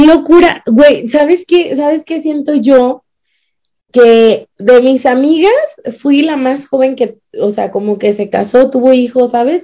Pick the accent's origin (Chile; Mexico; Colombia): Mexico; now in Utah, United States; soy de México.